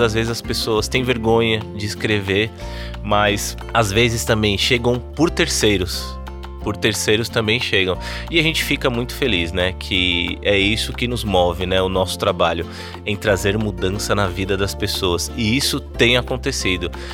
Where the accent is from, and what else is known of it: São Paulo, Brazil; moved away as an adult; now in Campina Grande, Brazil